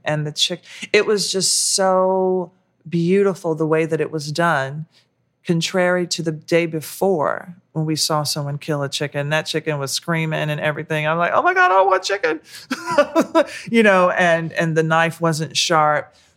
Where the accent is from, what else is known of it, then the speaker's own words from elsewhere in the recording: the South, United States; now in New York, United States; growing up in the South